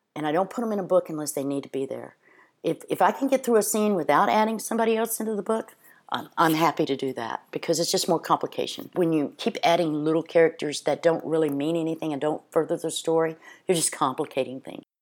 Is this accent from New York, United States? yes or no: no; Cape Hatteras, North Carolina, United States; I'm from Cape Hatteras, North Carolina